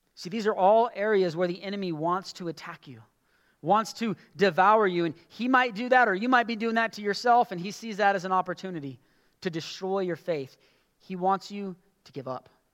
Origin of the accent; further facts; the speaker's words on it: United States; as American Christians